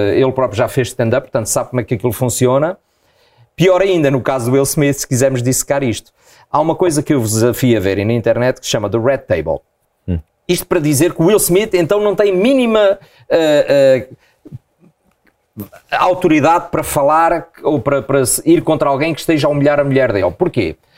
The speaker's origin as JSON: {"language": "Portuguese", "town": "Proença Nova", "region": "Centro", "country": "Portugal", "tie": "born or raised there", "also_born_or_lived": "Angola", "said": "eu nasci em Angola, mas depois morámos na zona centro, em Proença Nova, muitos anos"}